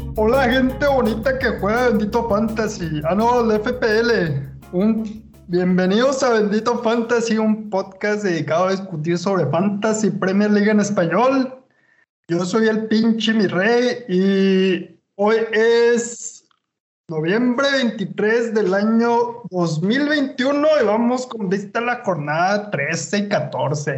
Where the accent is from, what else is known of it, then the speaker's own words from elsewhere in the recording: Chihuahua, Mexico; yo soy de Chihuahua y, en, Chihuahua, en Chihuahua así se habla.